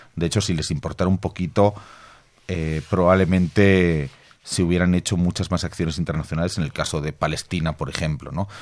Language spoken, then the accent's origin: Spanish; Bolivia; Yo vengo de Bolivia